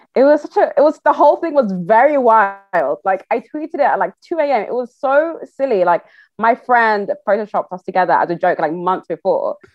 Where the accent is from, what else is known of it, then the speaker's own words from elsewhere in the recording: Nigeria; I'm Yoruba, I'm Nigerian